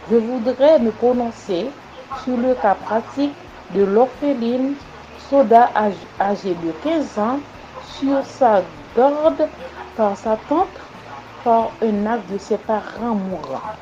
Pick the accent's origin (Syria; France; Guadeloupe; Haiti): Haiti; Je suis haïtienne.